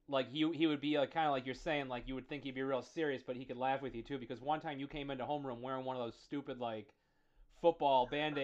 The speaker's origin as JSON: {"language": "English", "town": "Rochester", "region": "New York", "country": "United States", "tie": "born or raised there", "said": "growing up around Monroe Ave was really cool. As you kind of alluded to, there was a real diverse mix of people."}